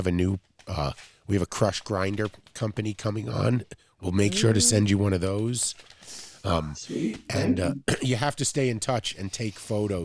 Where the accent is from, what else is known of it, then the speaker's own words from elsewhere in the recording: New York City, New York, United States; I'm from Flushing